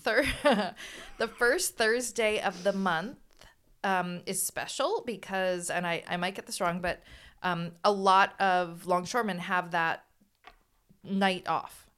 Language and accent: English; San Luis Obispo, California, United States; we're from Slough